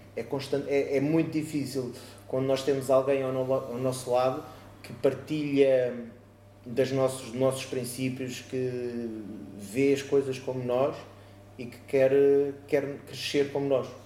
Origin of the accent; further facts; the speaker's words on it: Oeiras, Lisbon, Portugal; now in Moita, Portugal; na zona de, de Oeiras, de onde eu sou natural, neste momento vivo, invisto, trabalho na, na moita